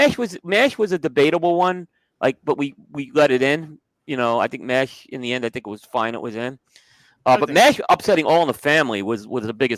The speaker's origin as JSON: {"language": "English", "region": "New York", "country": "United States", "tie": "born or raised there", "said": "which I don't think Dick Van Dyke resonated growing up in New York, in my opinion."}